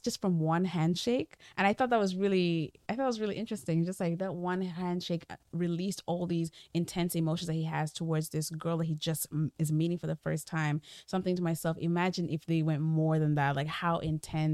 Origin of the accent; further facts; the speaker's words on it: the East, South East, Nigeria; I'm from the East